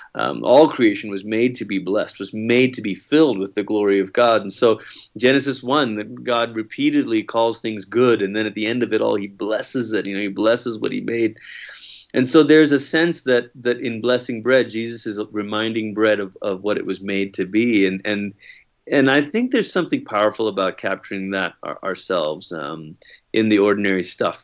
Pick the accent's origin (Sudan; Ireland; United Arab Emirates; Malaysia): Malaysia; moved away; I grew up in Malaysia, and sometimes people hear that and they think, "Oh, are you a missionary kid?" No, like, that's where I'm from.